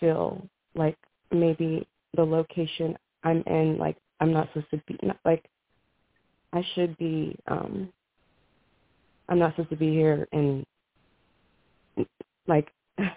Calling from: New Mexico, United States; I'm calling from New Mexico

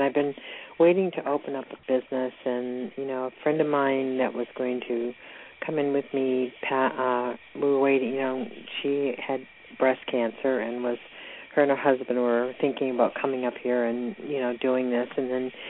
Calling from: Georgia, United States

